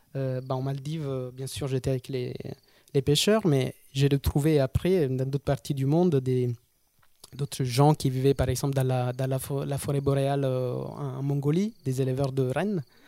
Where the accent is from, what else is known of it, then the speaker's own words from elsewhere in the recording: Episcopia, Basilicata, Italy; French is a second language; moved away; je suis italien. Je suis né à Basilicata, qui est une petite région euh, l'Italie du Sud